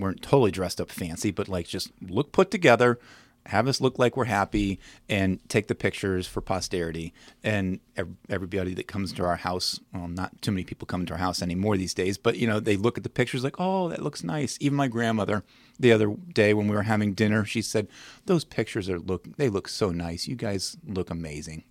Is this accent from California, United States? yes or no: no; Williamsburg, Virginia, United States; moved away as an adult; also born or lived in St. Louis; now in Winchester, United States; I'm from Williamsburg.